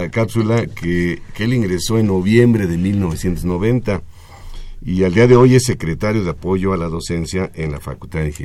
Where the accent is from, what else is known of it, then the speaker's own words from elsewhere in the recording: Xalapa, Veracruz, Mexico; Yo vengo de Jalapa, Veracruz.